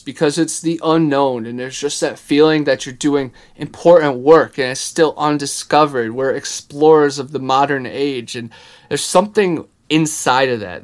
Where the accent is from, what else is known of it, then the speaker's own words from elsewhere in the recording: Ohio, United States; I'm from Ohio